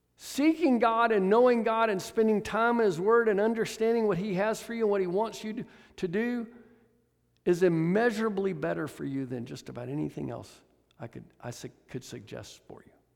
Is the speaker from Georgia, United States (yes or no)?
yes; Atlanta, Georgia, United States; moved away; I'm from Atlanta